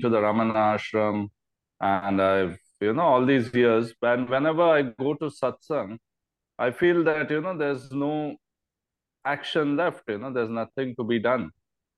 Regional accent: India; I'm from India

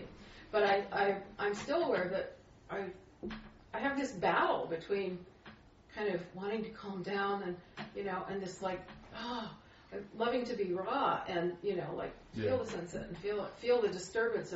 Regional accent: Utah, United States; I was born in Utah and I live here

